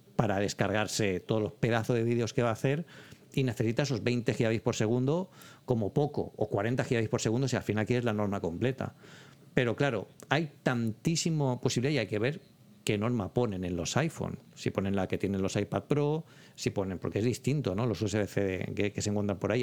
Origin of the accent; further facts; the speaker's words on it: Elche, Valencian Community, Spain; moved away; yo soy de Elche, que es una, ciudad de Alicante yo tengo a mi, mi, familia, mi hermana, mi sobrino allí